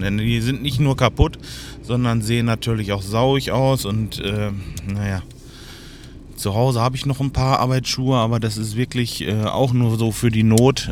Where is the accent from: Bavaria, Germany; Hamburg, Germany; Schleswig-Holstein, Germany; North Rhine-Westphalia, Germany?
North Rhine-Westphalia, Germany; Lemgo; hier bei uns in Lemgo